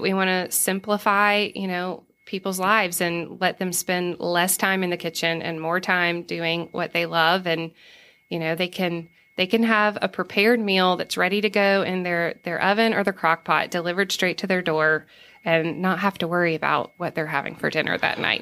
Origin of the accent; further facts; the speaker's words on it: Savannah, Georgia, United States; moved away as an adult; also born or lived in Los Angeles / St. Louis; now in Johnson City, United States; I'm from Savannah